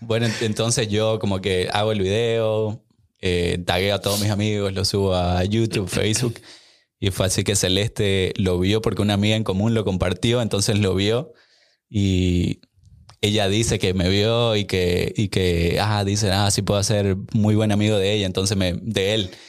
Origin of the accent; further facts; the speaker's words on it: Santa Cruz de la Sierra, Santa Cruz, Bolivia; now in Austin, United States; yo soy originalmente de Bolivia, de Santa Cruz, Bolivia